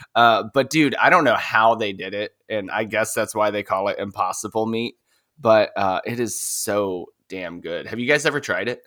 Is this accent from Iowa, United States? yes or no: no; Canton, Ohio, United States; it's not a town people speak very highly of. And, but it's my hometown